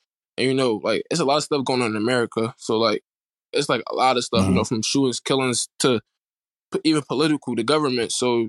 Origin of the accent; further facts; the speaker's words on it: Philadelphia, Pennsylvania, United States; growing up in Philadelphia